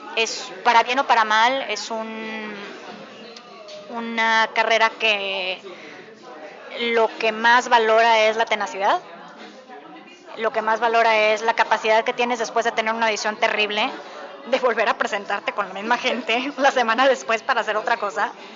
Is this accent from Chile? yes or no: no; Mexico; now in New York, United States; si ya saben que soy mexicana